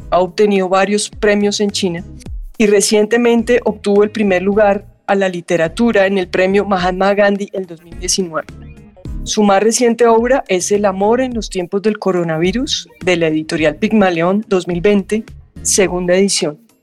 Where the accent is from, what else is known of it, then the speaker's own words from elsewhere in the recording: Colombia; Como colombianos nos sentimos muy orgullosos